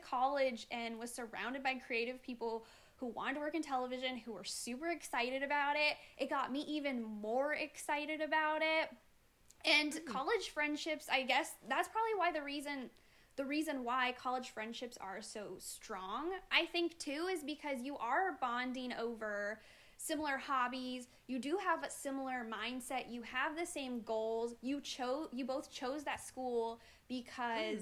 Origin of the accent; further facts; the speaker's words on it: Iowa, United States; I grew up in Iowa. I grew up my whole childhood in the same town